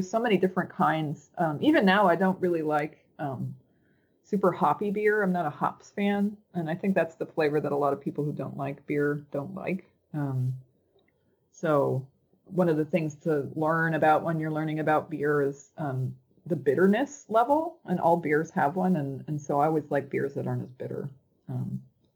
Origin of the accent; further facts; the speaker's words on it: Loveland, Colorado, United States; moved away; also born or lived in New Orleans; Colorado, where I grew up in Northern Colorado, Loveland, Estes Park area